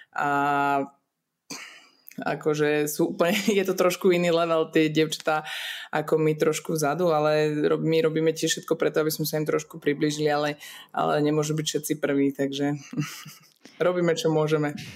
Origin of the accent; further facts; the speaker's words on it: Liptovský Mikuláš, Žilina Region, Slovakia; also born or lived in Czech Republic; ja som sa narodila v Česku, aj mamina bola Češka, takže my sme vlastne, aj rodin, vlastne polku rodiny mám ešte stále v Česku, takže ja to berem tak nejak automaticky, že som tu, tam a, a nejak to nerozlišujem, ale žijem celý život e, v Liptovskom Mikuláši na Slovensku